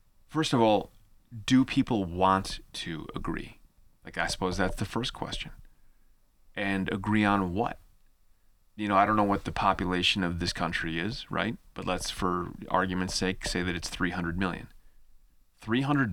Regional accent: United States; as an American student

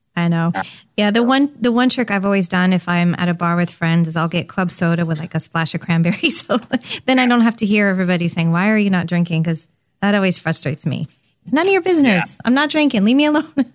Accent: California, United States; I grew up in California

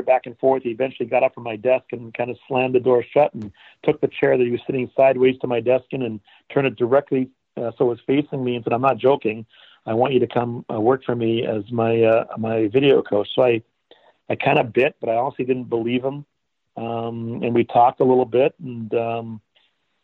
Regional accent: Canada; moved away as an adult; now in Florida, United States; I grew up in Canada. I'm from Canada. I wasn't born there, but I moved to Canada when I was 2 years old.

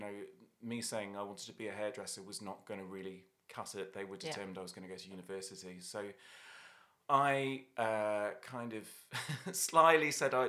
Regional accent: London, United Kingdom; also born or lived in Dublin, Ireland / Australia; now in -; I'm originally from Dublin, but I grew up in London sort of from the age of about 7 or 8. And then I also lived in Australia, so I ended up there for 6 years in my 20s and came back with a bit of a mixed weird accent.

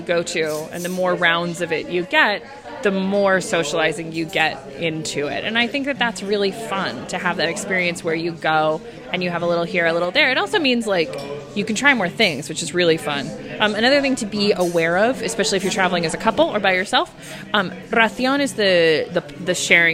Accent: United States; moved away as an adult; now in Spain; I grew up in the United States where our food is so separated from what it originally is

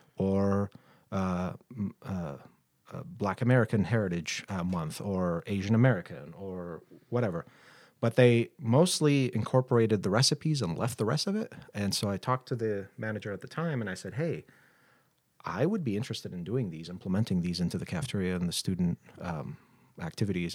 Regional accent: Baghdad, Baghdad Governorate, Iraq; moved away as an adult; now in Billings, United States; born and raised in Baghdad, Iraq

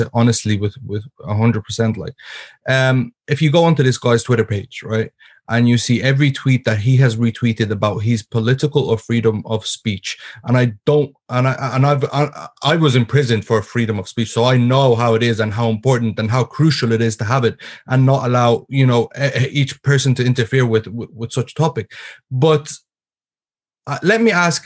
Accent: Ireland; being born and raised in Ireland

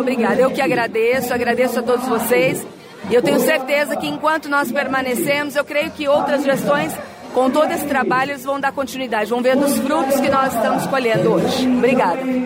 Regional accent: Santa Isabel, São Paulo, Brazil; Eu não só sou prefeita, como sou nascida e criada aqui em Santa Isabel

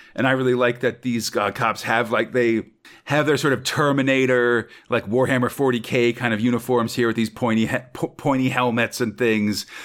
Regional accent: United States; As an American

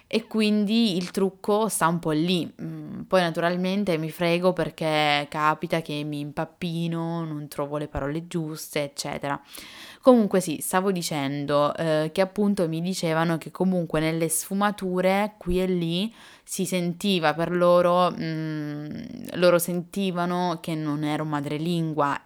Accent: Italy; accent: Italian; l'accento italiano

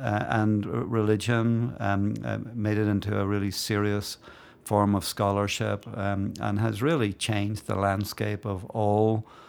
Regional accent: Belfast, Northern Ireland, United Kingdom; So I grew up in Belfast in Northern Ireland. Came of age as a young adult when the Troubles broke out in Belfast.

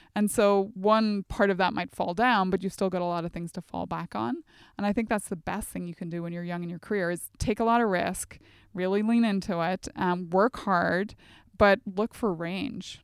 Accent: near Strabane, Northern Ireland, United Kingdom; moved away as an adult; also born or lived in Oxford; growing up in Northern Ireland on the border. So think the Northwest. Derry would have been our closest big city, and then Strabane, the closest town

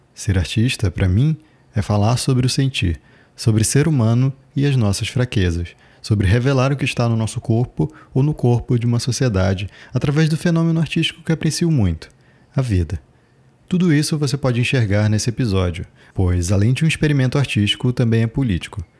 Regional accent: Macapá, Amapá, Brazil; onde eu nasci e me criei, daqui da capital do Amapá, a cidade de Macapá

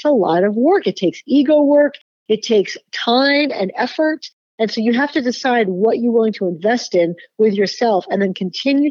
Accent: Boston, Massachusetts, United States; when I was growing up in Boston

